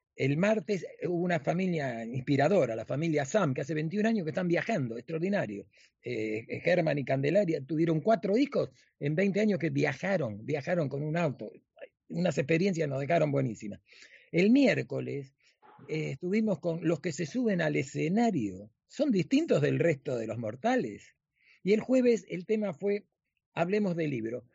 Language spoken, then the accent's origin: Spanish; Argentina; now in Miami, United States; nosotros los argentinos